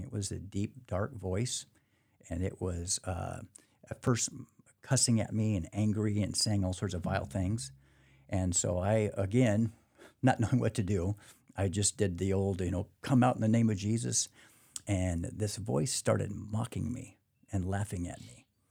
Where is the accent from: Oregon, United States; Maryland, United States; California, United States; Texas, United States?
Oregon, United States; Portland; born and raised in Portland, Oregon, so I lived up there all my life